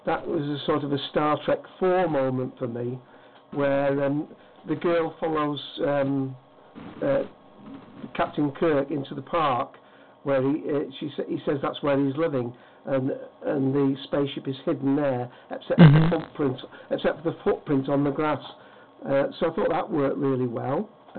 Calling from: Hyde, North West England, United Kingdom; From Hyde, Manchester, England.

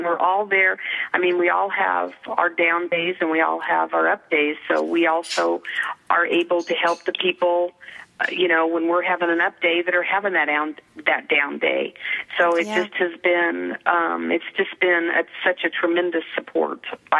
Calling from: Denver, Colorado, United States; I'm in Denver, Colorado.

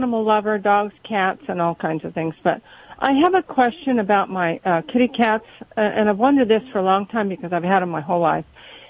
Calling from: Cottonwood, California, United States; Cottonwood, California.

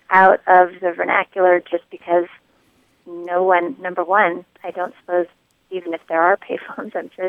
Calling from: Jacksonville, North Carolina, United States; I am calling from the New River Marine Corps Air Station in Jacksonville, North Carolina.

